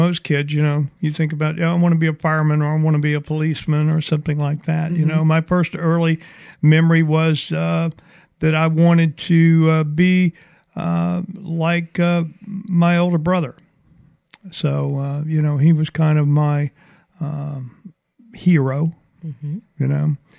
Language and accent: English; Mobile, Alabama, United States; Mobile, Alabama.